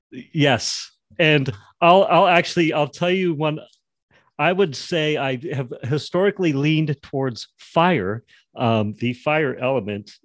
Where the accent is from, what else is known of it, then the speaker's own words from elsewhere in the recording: Jackson, Wyoming, United States; I grew up in Jackson, Wyoming